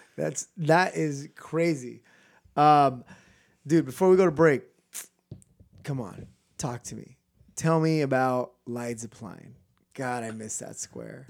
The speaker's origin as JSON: {"language": "English", "region": "California", "country": "United States", "said": "we're from California"}